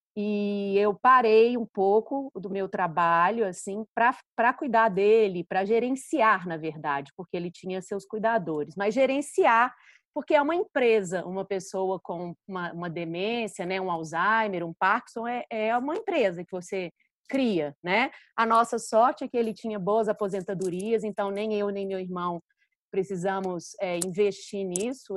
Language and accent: Portuguese; Minas Gerais, Brazil; accent: mineiro; sou mineira, né? O sotaque